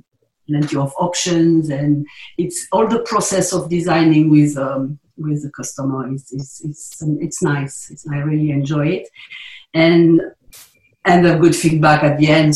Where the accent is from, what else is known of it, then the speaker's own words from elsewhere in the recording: South East England, United Kingdom; But I'm a boy from the South Downs, born and bred